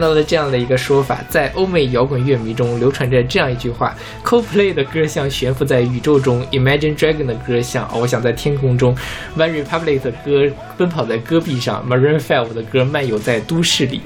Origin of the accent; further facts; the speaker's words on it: China; 我们中国人